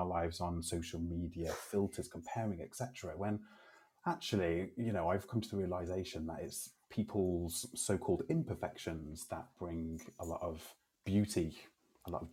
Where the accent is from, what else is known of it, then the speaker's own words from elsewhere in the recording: Telford, West Midlands, United Kingdom; moved away as an adult; also born or lived in Canada; working at the FE College in my hometown in Telford